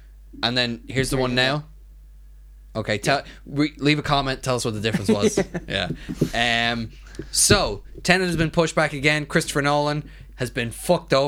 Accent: England, United Kingdom; I am English.

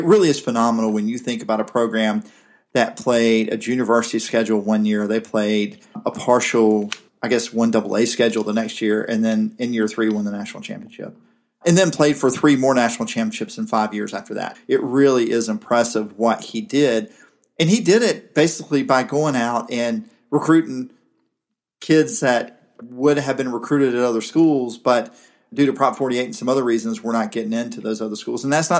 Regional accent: Pierce County, Southeast Georgia, United States; From where I was from in Southeast Georgia, I'm from Pierce County, and a lot of people from my area of the state went to Georgia Southern instead of coming all the way to Athens

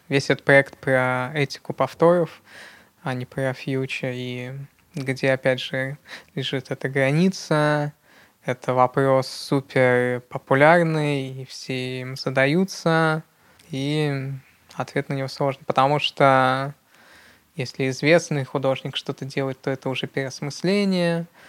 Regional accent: Yekaterinburg, Sverdlovsk Oblast, Russia; я действительно родился в Екатеринбурге, и в Екатеринбурге действительно довольно активная среда

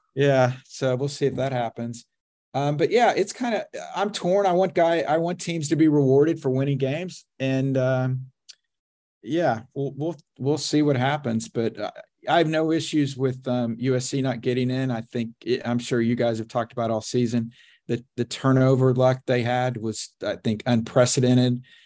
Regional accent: Oklahoma, United States; I grew up in Oklahoma, so I'm a steak and potatoes guy

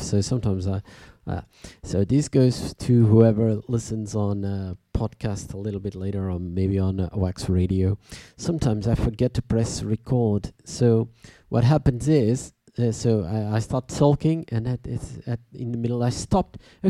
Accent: Tournai, Wallonia, Belgium; I'm from Tournai.

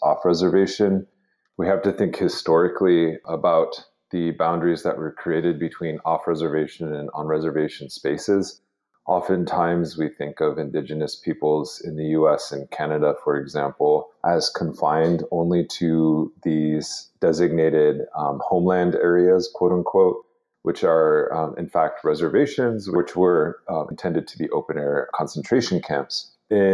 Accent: Lower Brule Sioux Tribe, South Dakota, United States; also born or lived in Albuquerque, New Mexico; from the Lower Rural Sioux Tribe in South Dakota

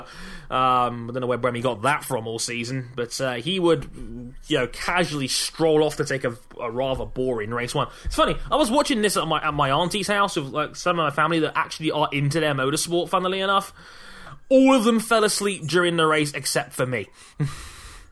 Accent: London, United Kingdom; my hometown of London

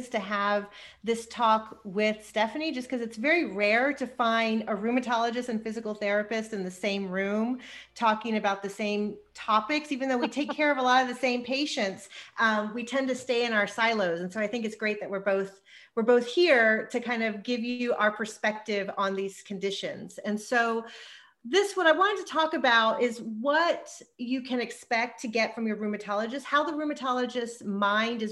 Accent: Texas, United States; moved away as an adult; also born or lived in New York / Los Angeles; I'm born and raised in Texas, but I did all my education and training in New York

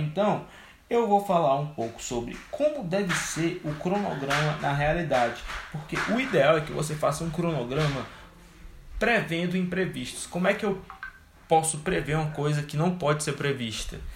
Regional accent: Fortaleza, Ceará, Brazil; eu sou de Fortaleza.

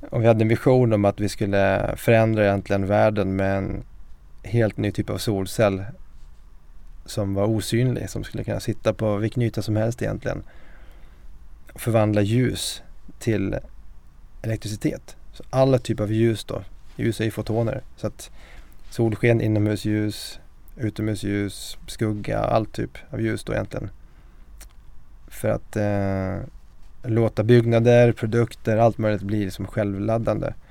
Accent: Mora, Dalarna County, Sweden; moved away as an adult; now in Stockholm, Sweden; en eh, siciliansk dalmas. Jag är uppväxt i Mora med en eh, mamma från Sverige, pappa från Sicilien. Jag är 44 år, gift, har tre barn

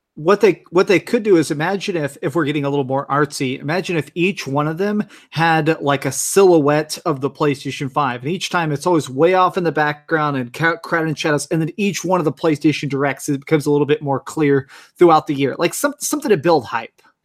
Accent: Texas, United States; I grew up in Texas

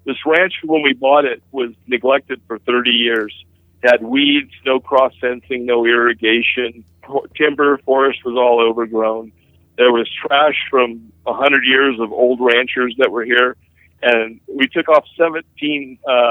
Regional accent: Huntington Beach, California, United States; I grew up in Huntington Beach

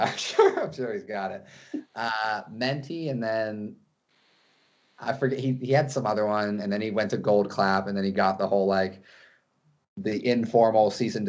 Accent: Carlsbad, California, United States; We're all from North County, so like, I guess we're all from Carlsbad. But, you know, Encinitas, Carlsbad, Leucadia, it's all one and the same.

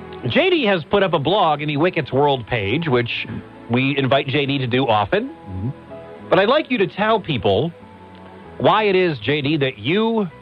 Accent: Detroit, Michigan, United States; moved away; also born or lived in Ann Arbor, Michigan; I'm from Detroit

